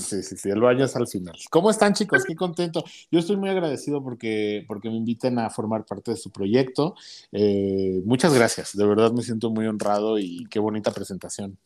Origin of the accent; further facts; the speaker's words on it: Uruapan, Michoacán, Mexico; moved away as an adult; now in Mexico City, Mexico; yo soy originario de Uruapan, Michoacán. Ahí viví hasta los 22, 21 años más o menos